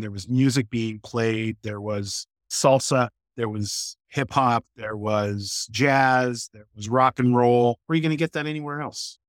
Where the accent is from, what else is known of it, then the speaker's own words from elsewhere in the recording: Toronto, Ontario, Canada; moved away as an adult; also born or lived in New York; now in Boston, United States; I grew up middle, lower middle class in Canada